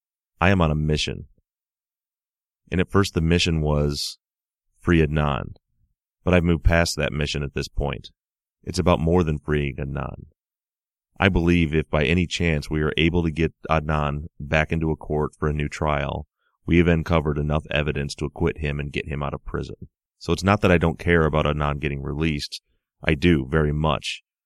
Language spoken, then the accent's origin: English; Melbourne, Victoria, Australia; now in London, United Kingdom; living for the last 6 years in London, I'm from Melbourne, Australia